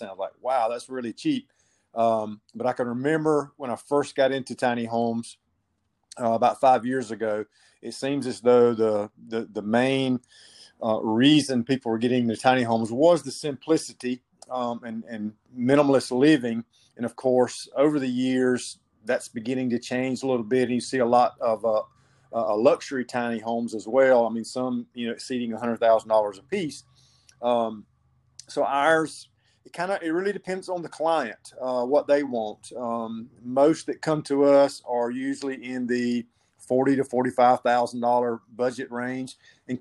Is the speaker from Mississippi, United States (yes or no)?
no; South Georgia, United States; I located one in my hometown, owned by a local church.